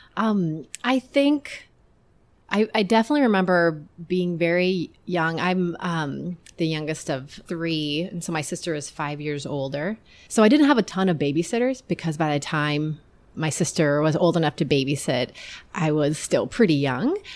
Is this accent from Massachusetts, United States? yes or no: no; Iowa, United States; I grew up in Iowa.